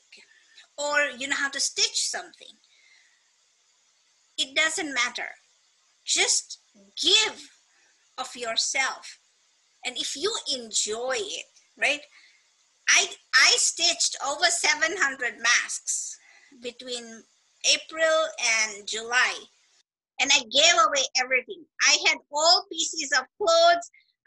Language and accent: English; Kenya; moved away as an adult; also born or lived in California; now in United States; when I first came to America, I am a Kenyan